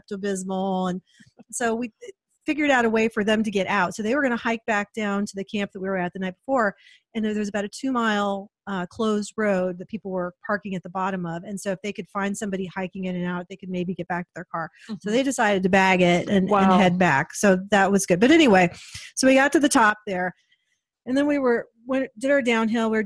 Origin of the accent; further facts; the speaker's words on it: Portland, Oregon, United States; We're from Portland.